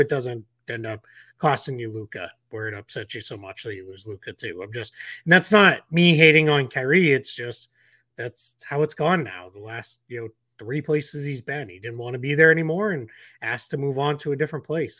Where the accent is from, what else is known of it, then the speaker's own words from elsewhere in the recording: Boston, Massachusetts, United States; I grew up in Boston in the Larry Bird, uh, era